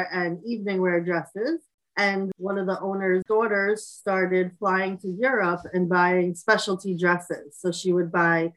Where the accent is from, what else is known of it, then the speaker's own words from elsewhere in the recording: New York City, New York, United States; I grew up in Bay Ridge, Brooklyn, where I still live now.